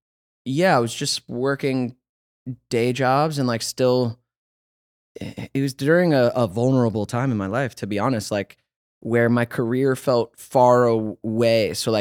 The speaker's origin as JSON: {"language": "English", "region": "Georgia", "country": "United States", "lives_now": "Los Angeles, United States"}